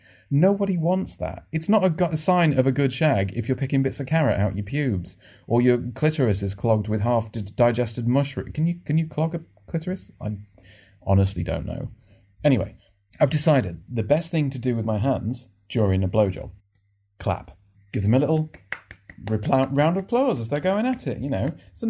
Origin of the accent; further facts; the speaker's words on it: Northern England, United Kingdom; now in London, United Kingdom; Also, you can't really tell from my accent anymore, because I've lived in London for the last 15 years, and it gets beaten out of you quite quickly. But I'm Northern.